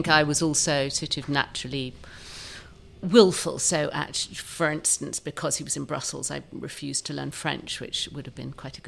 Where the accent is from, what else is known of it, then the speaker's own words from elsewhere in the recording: Kent, South East England, United Kingdom; moved away as an adult; also born or lived in South London; I was from Kent.